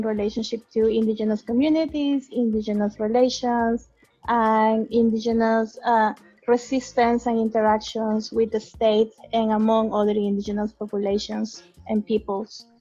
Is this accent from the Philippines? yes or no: no; Peru; moved away as an adult; now in Canada; I'm from Peru. I've been living in Canada for 5 years